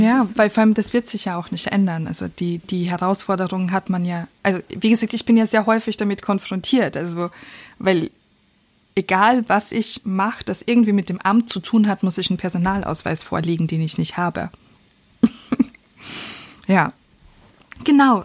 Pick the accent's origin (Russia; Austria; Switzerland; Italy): Austria; now in Germany; als Österreicherin, die in Deutschland Steuern Steuern bezahlt